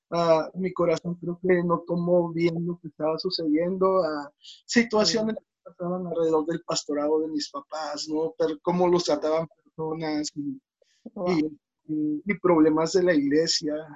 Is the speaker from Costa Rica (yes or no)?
no; Oluta, Veracruz, Mexico; also born or lived in Toluca area, State of Mexico; now in Toluca, Mexico; yo nací en Veracruz, um, específicamente en Oluta, Veracruz